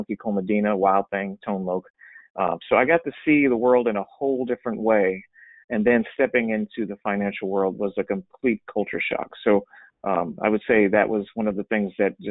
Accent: Los Angeles, California, United States; I grew up in Los Angeles, California, in the heart of entertainment

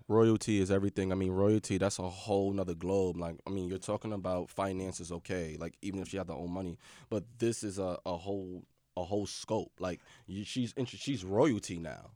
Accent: United States; as an American

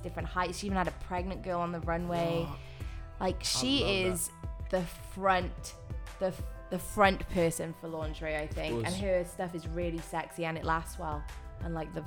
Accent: Wales, United Kingdom; moved away as an adult; now in Los Angeles, United States; I'm not from LA. I'm from Wales.

